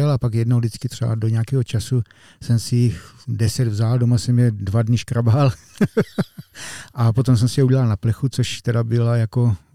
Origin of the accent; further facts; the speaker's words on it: Velká Bíteš, Vysočina Region, Czechia; jsem se narodil ve Velké Byteši